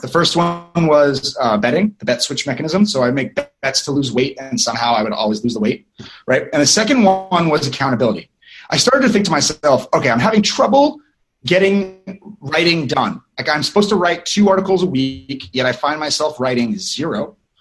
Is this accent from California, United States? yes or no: yes; Northern California, United States; I'm from North, Northern California, so we say hello